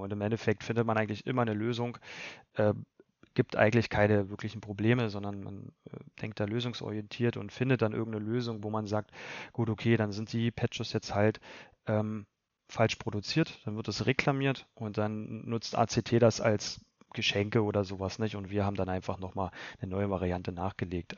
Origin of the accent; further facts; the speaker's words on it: Lusatia, Spremberg/Cottbus region, Brandenburg, Germany; wir kommen ja alle aus der Lausitz, Region Spremberg, Cottbus und so weiter